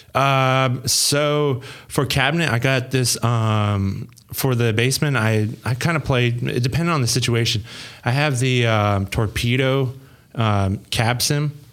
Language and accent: English; Montana, United States; also born or lived in Troy, Ohio; now in Ohio, United States; I'm originally from Montana